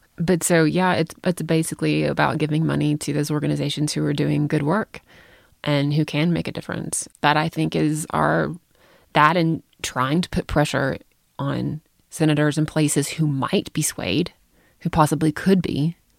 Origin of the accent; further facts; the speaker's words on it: United States; I have to travel abroad as an American.